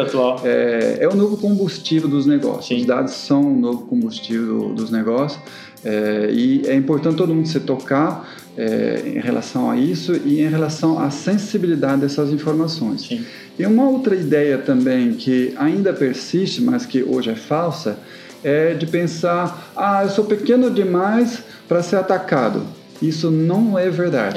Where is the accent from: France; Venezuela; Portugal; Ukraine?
France; accent: French; Portuguese is a second language; now in Brazil; eu sou francês. Então, é, eu venho da França, já faz bastante tempo que estou aqui no Brasil, né? Mesmo assim, não perdi o sotaque